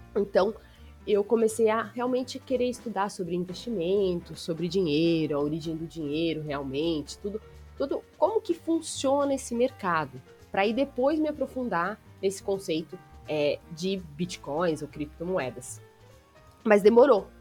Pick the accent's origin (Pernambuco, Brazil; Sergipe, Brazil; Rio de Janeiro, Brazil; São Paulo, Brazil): São Paulo, Brazil; Bragança Paulista; moved away; voltei para Bragança Paulista, que é a minha terra de nascimento